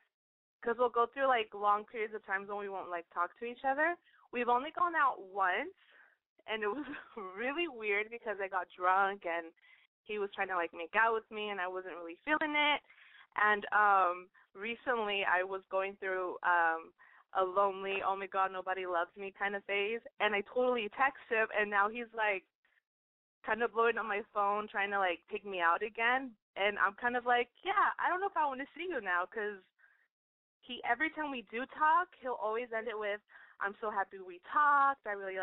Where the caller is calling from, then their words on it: San Diego, California, United States; I'm …. I'm 25, and I'm from San Diego.